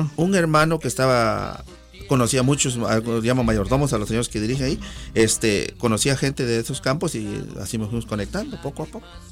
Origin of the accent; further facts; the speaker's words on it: San Simón Almolongas, Oaxaca, Mexico; now in United States; Yo soy originario del estado de Oaxaca, en particular mi pueblito, como dicen allá, se llama ah, San Simón Almolongas, perteneciente al distrito de Miahuatlán